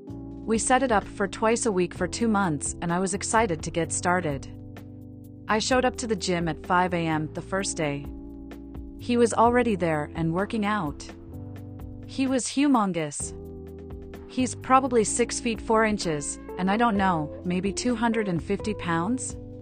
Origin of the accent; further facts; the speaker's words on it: New York City, New York, United States; I am 26, and I am born and raised in New York City.